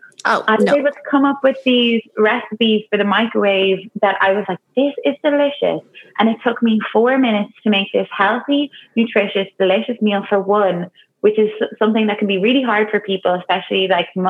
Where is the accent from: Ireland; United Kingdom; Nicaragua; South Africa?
Ireland; Dublin, Leinster; moved away as an adult; also born or lived in New York / Toronto; now in Zurich, Switzerland; I'm from Dublin